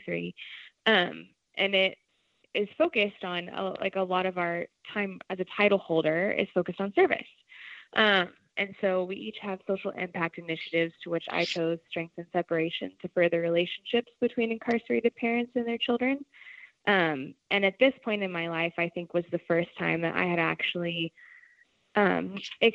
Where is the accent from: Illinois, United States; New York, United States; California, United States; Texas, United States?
Texas, United States; Arlington; moved away; I was raised in the Dallas-Fort Worth area, more specifically Arlington